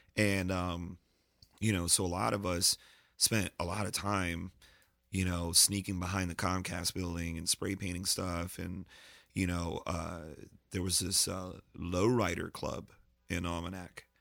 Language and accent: English; Lancaster, Pennsylvania, United States; also born or lived in Brooklyn, New York; when I moved from Brooklyn to Lancaster